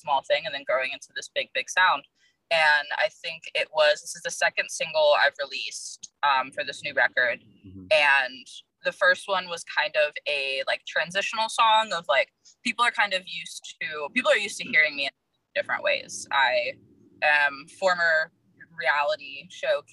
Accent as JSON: {"language": "English", "region": "Virginia", "country": "United States", "moved": "yes", "lives_now": "Los Angeles, United States", "said": "I'm in Los Angeles right now. I'm from Virginia originally"}